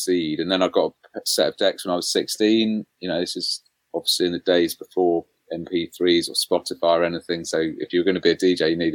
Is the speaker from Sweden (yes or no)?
no; South East England, United Kingdom; also born or lived in Portsmouth; I hail from the south coast in between Southampton and Portsmouth. So I was born in Pompey